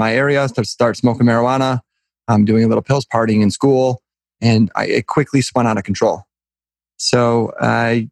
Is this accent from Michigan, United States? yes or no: yes; Southeast Michigan, United States; I grew up in the Midwest. I live probably 15 minutes from where I was born and raised. So very local, in Southeast Michigan.